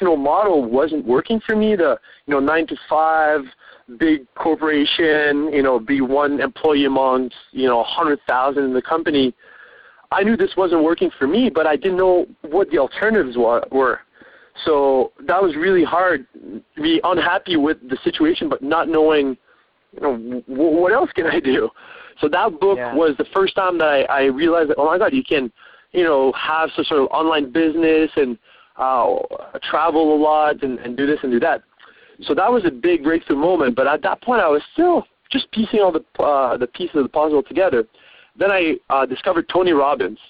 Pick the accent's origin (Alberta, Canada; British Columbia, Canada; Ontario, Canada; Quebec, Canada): Quebec, Canada; Montreal; moved away as an adult; also born or lived in Vancouver / Australia; I was from Montreal, from the French part of Canada